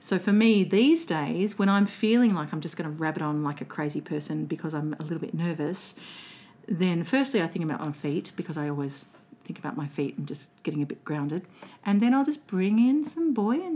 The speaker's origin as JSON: {"language": "English", "town": "Melbourne", "region": "Victoria", "country": "Australia", "tie": "born or raised there", "also_born_or_lived": "Colac, Victoria", "accent": "flat Victorian vowel", "said": "I grew up in the western suburbs of Melbourne"}